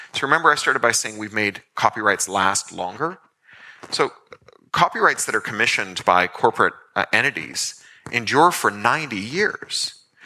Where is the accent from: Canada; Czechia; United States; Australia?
Canada; Toronto, Ontario; when I was a kid growing up in Toronto